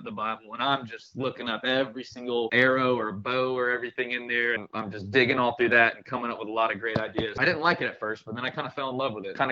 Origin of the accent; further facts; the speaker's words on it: Gulf Breeze, Florida, United States; I'm from here. I'm from Gulfbreeze